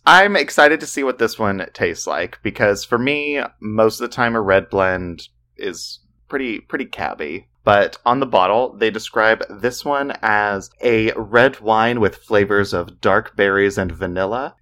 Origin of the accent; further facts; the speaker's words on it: the South, United States; We're from the South